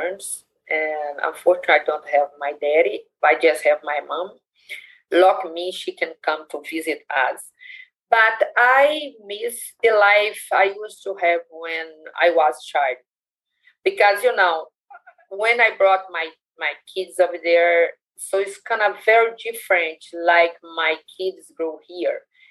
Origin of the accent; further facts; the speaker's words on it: Brazil; English is a second language; moved away as an adult; now in United States; I'm from Brazil